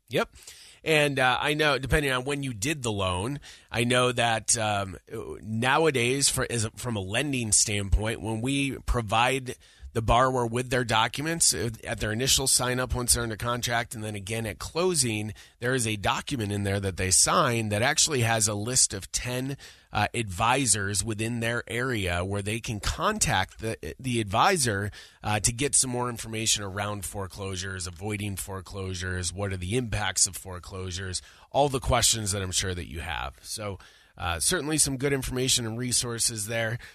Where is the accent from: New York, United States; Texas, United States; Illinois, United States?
New York, United States; Syracuse; I'm from Syracuse, New York